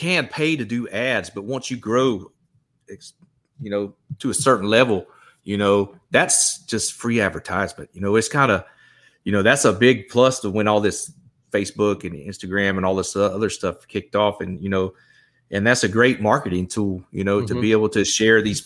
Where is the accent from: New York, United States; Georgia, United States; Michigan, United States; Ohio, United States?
Georgia, United States; St. Simons Island; now in Texas, United States; I'm originally from Georgia, from the St. Simons Island area. Okay. I grew up fishing that inshore water over there